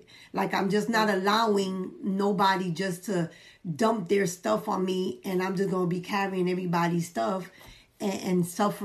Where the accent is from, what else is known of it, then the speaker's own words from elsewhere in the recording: New York City, New York, United States; I come from the Bronx